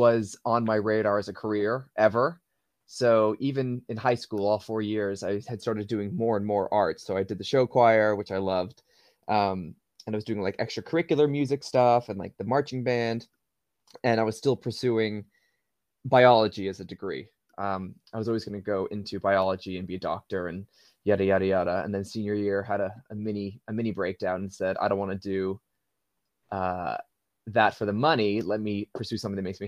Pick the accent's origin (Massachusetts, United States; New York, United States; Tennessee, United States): Massachusetts, United States; Waltham; moved away as an adult; now in United Kingdom; I'm from a town called Waltham, which is in Massachusetts. It's a suburb of Boston